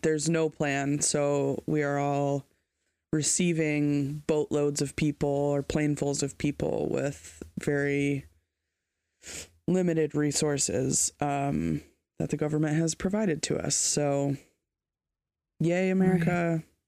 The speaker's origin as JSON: {"language": "English", "country": "United States", "said": "as an American"}